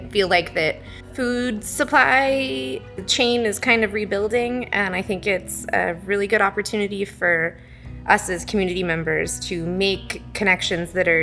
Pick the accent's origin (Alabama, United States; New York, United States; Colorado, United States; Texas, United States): Texas, United States; Houston; moved away as an adult; now in Siskiyou County, United States; I grew up in a big city. I grew up in Houston